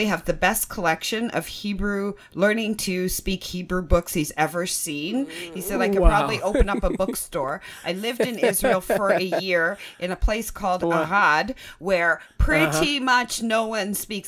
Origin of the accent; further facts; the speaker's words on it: Canada; We Canadians